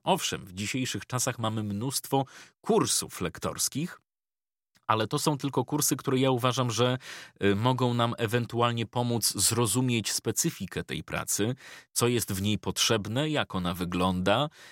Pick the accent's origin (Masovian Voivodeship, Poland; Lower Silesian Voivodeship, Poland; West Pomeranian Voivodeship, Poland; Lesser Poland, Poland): Masovian Voivodeship, Poland; Ostrołęka; pochodzę z małego miasta